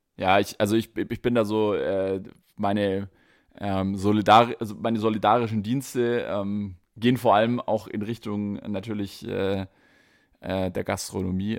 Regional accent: Stuttgart, Baden-Württemberg, Germany; accent: Swabian; dass ich äh, aus Stuttgart komme

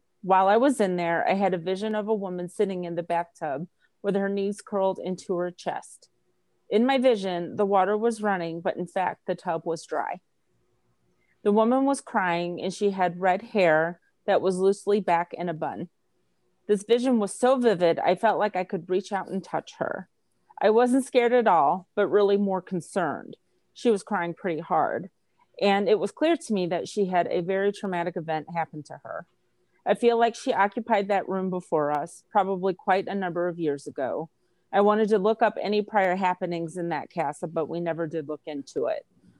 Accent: Midwest, United States; I grew up in the Midwest. I have driven my car from coast to coast.

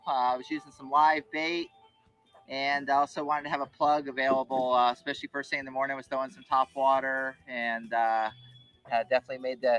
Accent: Florida, United States; I grew up in Florida where there's rainstorms every afternoon that come rolling in on us.

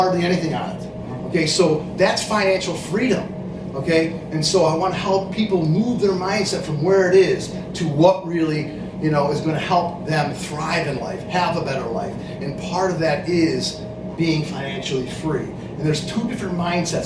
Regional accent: Lowville, New York, United States; I was born up in Lowellville, New York

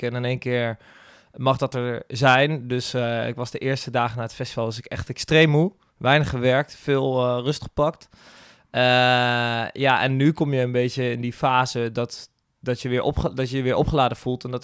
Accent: Gendt, Gelderland, Netherlands; moved away as an adult; now in Rotterdam, Netherlands; ik kom zelf uit Gent. Hier een klein dorpje

